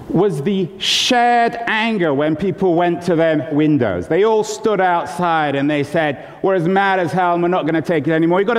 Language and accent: English; California, United States; Um, and I'm from California. I don't always sound as if I'm from California.